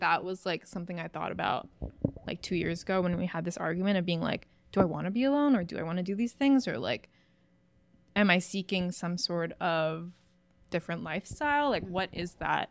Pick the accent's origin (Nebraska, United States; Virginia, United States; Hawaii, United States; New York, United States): Hawaii, United States; moved away as an adult; I'm from Hawaii